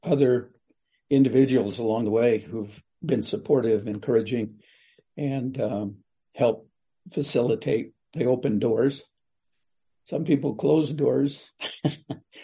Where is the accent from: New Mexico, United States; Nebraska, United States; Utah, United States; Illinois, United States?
New Mexico, United States; Kewa Pueblo; I'm from Kiwa Pueblo in New Mexico.